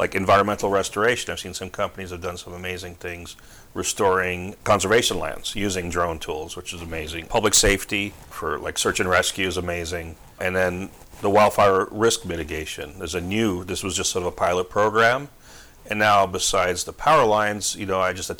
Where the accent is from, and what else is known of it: New Jersey, United States; moved away as an adult; also born or lived in Palm Springs, California; now in California, United States